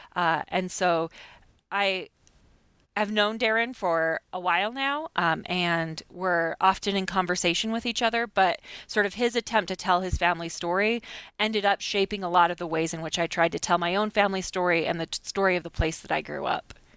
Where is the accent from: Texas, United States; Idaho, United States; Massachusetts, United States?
Idaho, United States; Blackfoot; moved away as an adult; also born or lived in Pocatello, Idaho / Michigan; Blackfoot, where I grew up, I was born in Pocatello, Idaho, and then grew up in Blackfoot